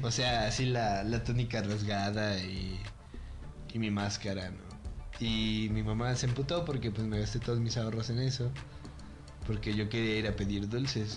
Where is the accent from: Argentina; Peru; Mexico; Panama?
Mexico; nosotros como mexicanos